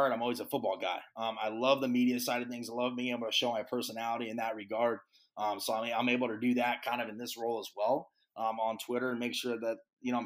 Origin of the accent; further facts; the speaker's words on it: California, United States; moved away; come back to my home state of California, be back here with my family and friends